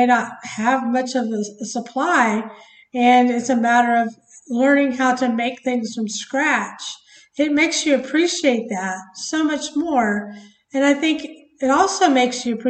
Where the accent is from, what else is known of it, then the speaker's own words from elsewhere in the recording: United States; obviously we're from America, but, I think America, as Americans, we can kind of be spoiled